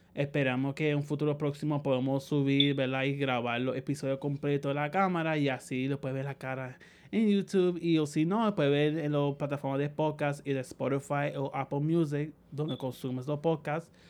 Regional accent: Puerto Rico; moved away as an adult; also born or lived in New York, United States; now in San Juan, Puerto Rico; yo originalmente me criaron en Sala Grande, pero nací en Estados Unidos, en Nueva York, por pues el acento

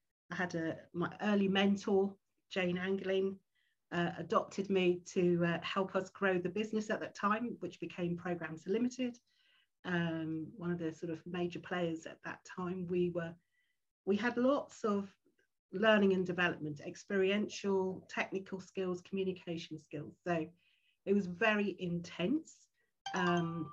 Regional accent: London, United Kingdom; I'm a Londoner and very fortunate to, you know, have come through schooling and all

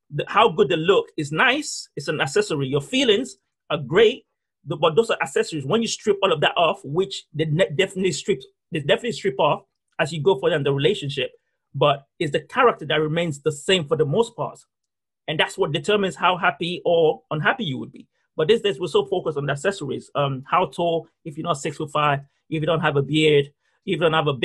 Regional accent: Nigeria; the fundamental of who I am is based on church, because I'm Nigerian. There's a certain way I think because of my culture and the way I was brought up.

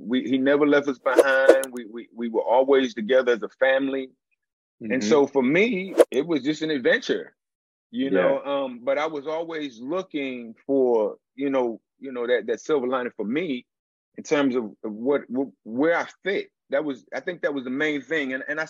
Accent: Wichita, Kansas, United States; Yeah, well, I grew up all over. I'm a vagabond of sorts, but I was a military brat, man.

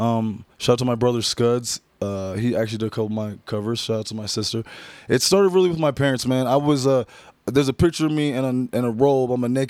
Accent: Redmond, Washington, United States; I grew up in Redmond, Washington, bro.

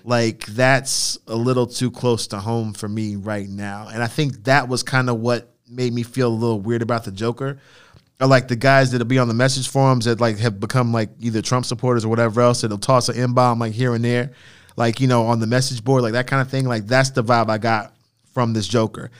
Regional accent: United States; We are American

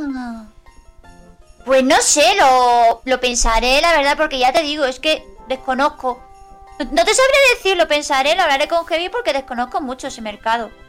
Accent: Andalusia, Spain; somos andaluces

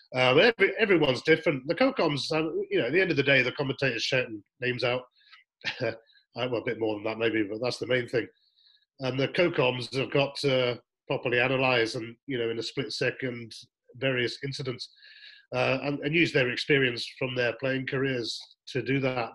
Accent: England, United Kingdom; being an English commentator on the Scottish

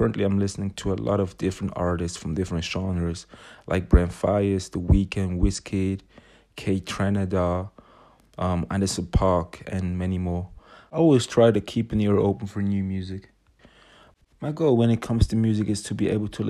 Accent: Switzerland; I am from Switzerland, but I've got a close relation to London.

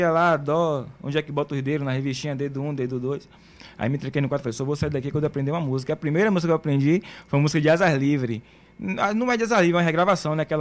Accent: Santo Amaro, Bahia, Brazil; also born or lived in São Francisco do Conde; mas eu não nasci em Camaçari, eu sou de Santa Amaro. Nasci em Santa Amaro. Morei 11 anos em São Francisco do Conde, num povoadozinho chamado Campinas.

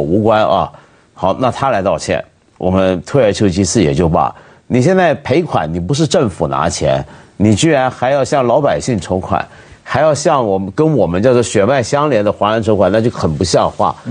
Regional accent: Hong Kong; 但我们香港人呢？

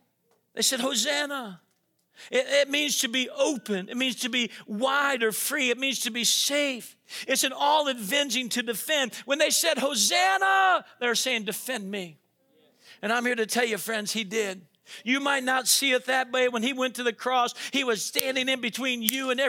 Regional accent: Florida, United States; moved away; I grew up in Florida

